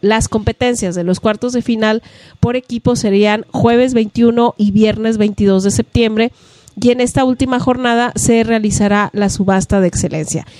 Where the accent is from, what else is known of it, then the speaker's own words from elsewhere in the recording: Mexico; como mexicanos